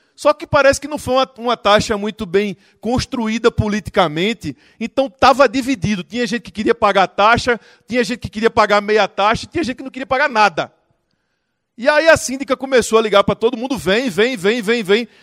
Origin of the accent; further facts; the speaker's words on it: Recife, Pernambuco, Brazil; Eu sou de Recife